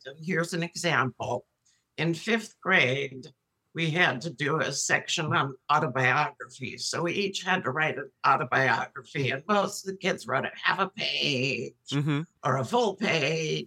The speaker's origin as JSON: {"language": "English", "town": "Milwaukee", "region": "Wisconsin", "country": "United States", "tie": "born or raised there", "said": "I grew up in Milwaukee, Wisconsin, which, believe it or not, had a very thriving theater community"}